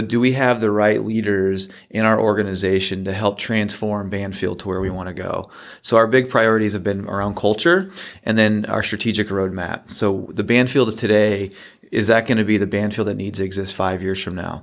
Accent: Midwest, United States; moved away; I'm originally from the Midwest.

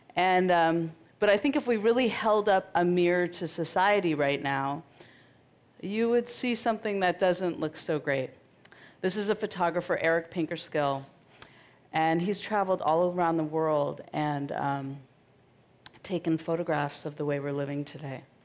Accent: Marin, California, United States; I grew up in Marin in the 70s

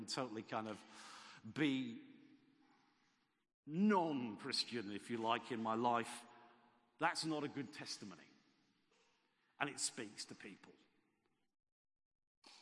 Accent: Southampton, South East England, United Kingdom; moved away; also born or lived in Gloucester; I was born in Southampton in a suburb called Shirley. My father worked in Shirley. He came home for his lunch. I went to school in Shirley.

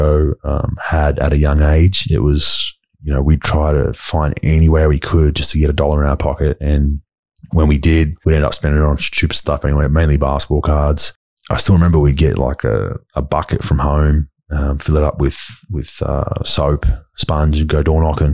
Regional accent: Dandenong, Victoria, Australia; also born or lived in Endeavour Hills / Mulgrave; growing up in Dandenong for me in that area

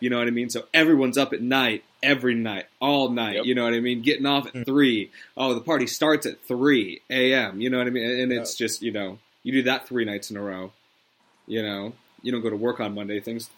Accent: Las Vegas, Nevada, United States; moved away; I lived in Las Vegas through my middle, you know, my early to mid 20s. Like I grew up in Las Vegas

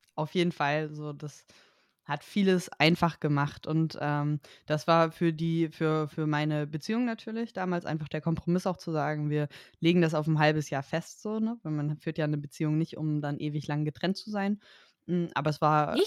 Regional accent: Germany; moved away as an adult; now in Spain; ich als Deutsche arbeite nicht in Deutschland und bin nicht in Deutschland angestellt

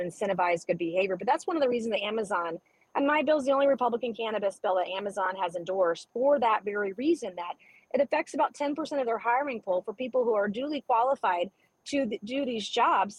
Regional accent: South Carolina, United States; my home state of South Carolina

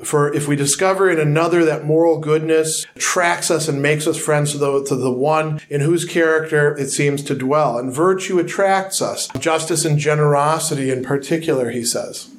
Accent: Milwaukee, Wisconsin, United States; I identify as a person from Wisconsin

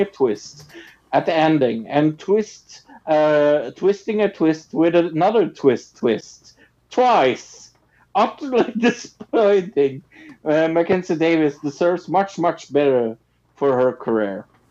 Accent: Norway; I'm from Norway

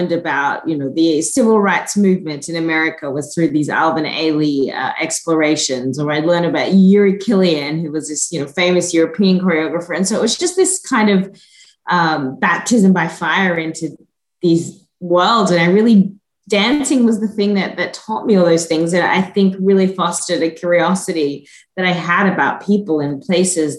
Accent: Gordonvale, Queensland, Australia; moved away as an adult; also born or lived in Hunter Valley, New South Wales / Sydney, Australia; now in South Carolina, United States; So, yeah, I was born in North Queensland. Both my parents are from a small town just outside of there. So most of my childhood was spent at a little place called Gordonvale, just outside of Cairns.

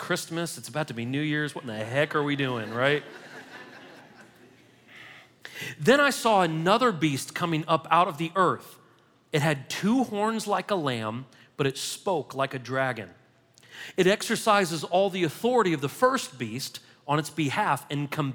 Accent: United States; we're Americans

